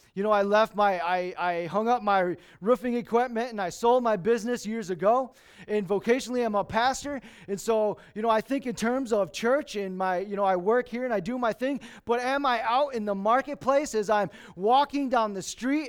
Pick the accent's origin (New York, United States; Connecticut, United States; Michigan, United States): Michigan, United States; Lansing; moved away; I was born and raised in Lansing.